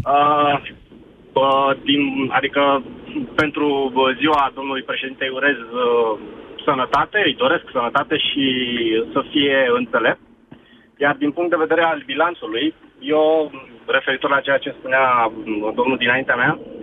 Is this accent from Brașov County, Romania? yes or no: yes; Brașov, Brașov County, Romania; nu sunt din București, sunt din Brașov